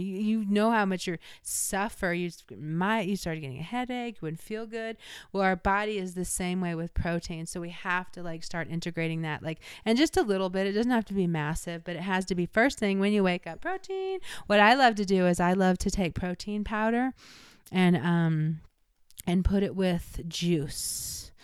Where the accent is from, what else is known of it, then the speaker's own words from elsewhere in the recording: Illinois, United States; I'm from Illinois